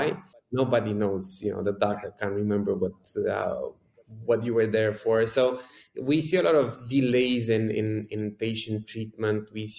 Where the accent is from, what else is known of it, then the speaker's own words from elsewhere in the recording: Bucharest, Romania; I grew up right here in Bucharest, Romania